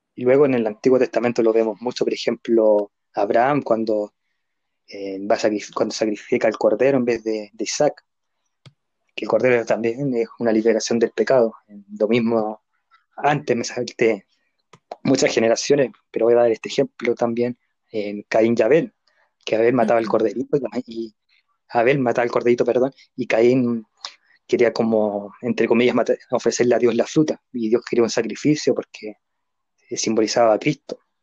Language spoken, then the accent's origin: Spanish; Chile; nosotros acá en Chile